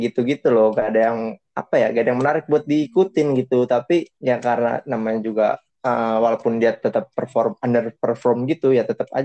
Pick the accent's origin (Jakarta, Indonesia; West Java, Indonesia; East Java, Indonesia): Jakarta, Indonesia; klub-klub Indonesia itu gue sukanya Persija karena ya gue dari Jakarta ya otomatis Persija